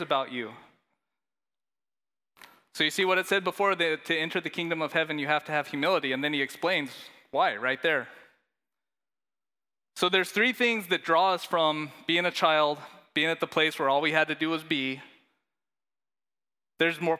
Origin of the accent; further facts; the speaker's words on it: Leadville, Colorado, United States; I grew up in Colorado in a little town called Leadville